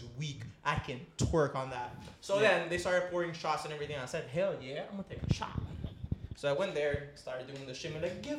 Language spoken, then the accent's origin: English; Aruba; moved away as an adult; now in Netherlands